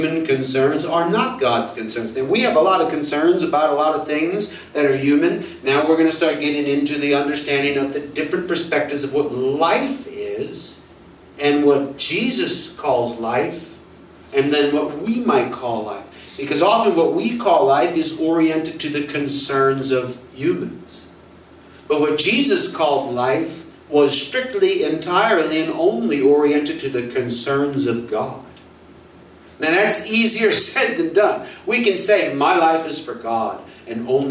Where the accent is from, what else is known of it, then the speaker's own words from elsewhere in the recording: United States; moved away as an adult; also born or lived in Mexico; being an American